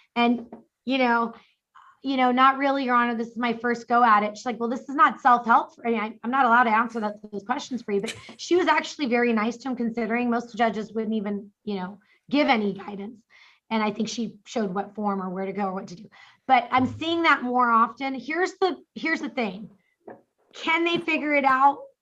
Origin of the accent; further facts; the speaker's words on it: New York City, New York, United States; now in Orange County, United States; I was born in the Bronx.